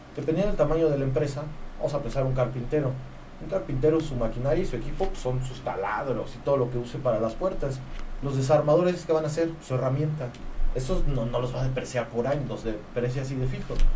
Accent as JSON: {"language": "Spanish", "region": "Querétaro", "country": "Mexico", "said": "soy, soy, queretano"}